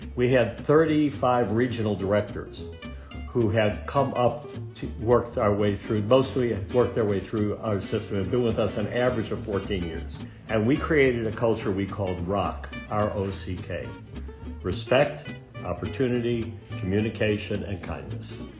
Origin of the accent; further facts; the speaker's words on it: Chicago, Illinois, United States; moved away as an adult; also born or lived in Washington, D.C.; now in California, United States; growing up in Chicago